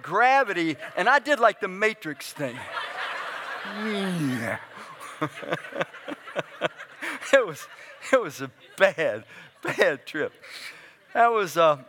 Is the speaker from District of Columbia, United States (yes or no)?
yes; Washington, District of Columbia, United States; moved away as an adult; also born or lived in Frederick, Maryland; now in Brunswick, United States; I grew up in Southeast Washington